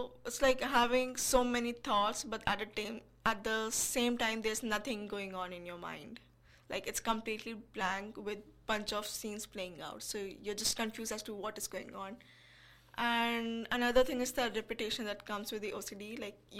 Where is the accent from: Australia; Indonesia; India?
India; I'm from India